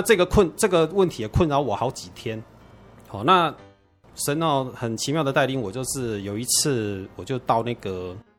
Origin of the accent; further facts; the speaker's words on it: Taiwan; 我是从小在眷村里面长大的哈，所以我们的邻居呢是天主教徒比较多